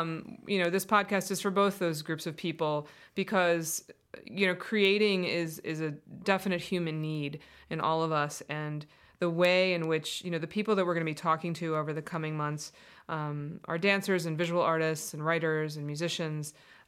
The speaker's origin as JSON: {"language": "English", "region": "Colorado", "country": "United States", "said": "Yeah, I mean, I came from Colorado, and I used to remember just taking like 2-3 hour hikes and then coming home and writing on the weekends after my job all week"}